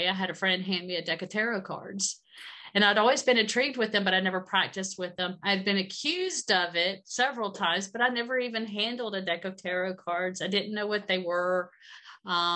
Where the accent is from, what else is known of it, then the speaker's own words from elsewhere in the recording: Georgia, United States; I grew up in Georgia.